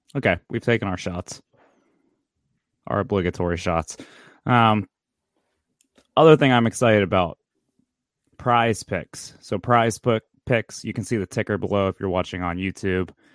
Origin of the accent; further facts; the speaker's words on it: Pittsburgh, Pennsylvania, United States; the Northside Catholics that I grew up around